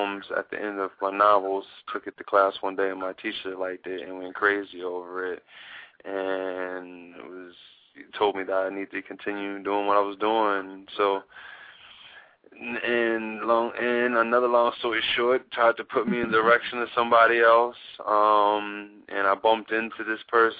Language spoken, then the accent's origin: English; Baltimore, Maryland, United States; also born or lived in Atlanta, Georgia, United States; I grew up in Baltimore.